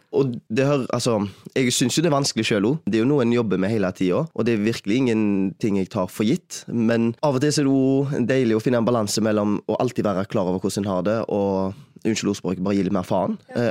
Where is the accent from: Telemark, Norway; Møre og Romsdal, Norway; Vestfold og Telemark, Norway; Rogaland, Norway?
Rogaland, Norway; Haugesund; moved away as an adult; also born or lived in Bergen; har flytta hjem igjen til Haugesund etter 6-7 år vekke